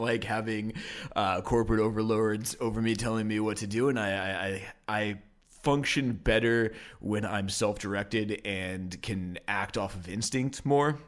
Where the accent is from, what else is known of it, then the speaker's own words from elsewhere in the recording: Portland, Oregon, United States; also born or lived in Denver, Colorado; I was born in Denver, but only lived there till I was about three, and then moved okay. uh, to Portland, Oregon